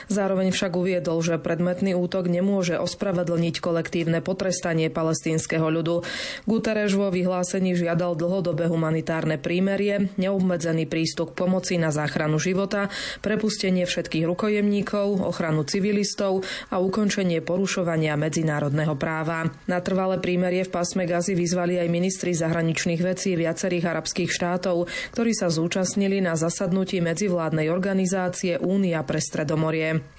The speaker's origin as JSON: {"language": "Slovak", "town": "Lípnik", "region": "Trenčín Region", "country": "Slovakia", "said": "My pochádzame od Prievidze z takej malej dediny, volá sa to Lípnik a veľmi sa nám páči."}